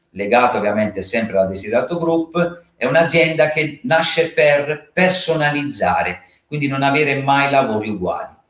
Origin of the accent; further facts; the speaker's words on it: Carbonara, Apulia, Italy; born there; ha sede nel, eh, nel mio paesino di nascita, perché sono molto legato al mio territorio che è Carbonara.